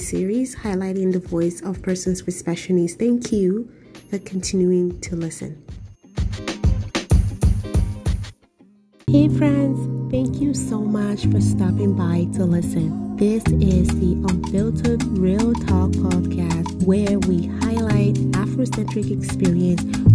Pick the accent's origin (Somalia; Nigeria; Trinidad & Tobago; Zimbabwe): Nigeria; now in Canada; I'm from Nigeria